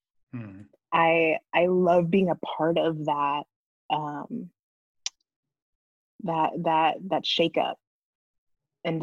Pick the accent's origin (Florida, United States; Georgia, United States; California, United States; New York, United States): California, United States; Northern; I grew up in Northern California in a very like quiet, like wine country.